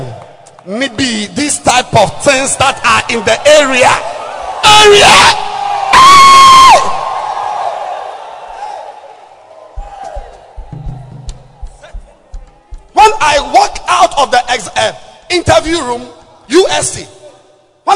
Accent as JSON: {"language": "English", "town": "Takoradi", "region": "Western Region", "country": "Ghana", "said": "I'm from Takrad"}